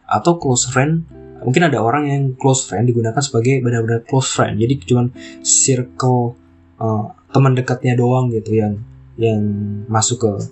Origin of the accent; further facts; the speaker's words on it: Java, Indonesia; kita kan di Bali ya maksudnya aku orang Jawa itu makanan-makanan yang Jawa banget itu nggak ada di Bali